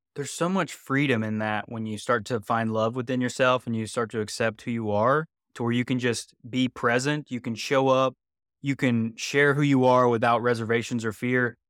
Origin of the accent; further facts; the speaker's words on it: West Virginia, United States; moved away; also born or lived in Los Angeles; I'm from West Virginia originally